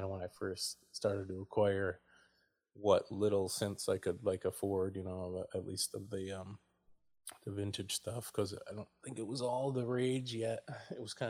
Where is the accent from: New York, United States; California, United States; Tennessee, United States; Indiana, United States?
New York, United States; Oneida; moved away as an adult; also born or lived in Princeton, New Jersey / Ewing, New Jersey / Trenton, New Jersey; I'm from upstate New York, a town called Oneida near Syracuse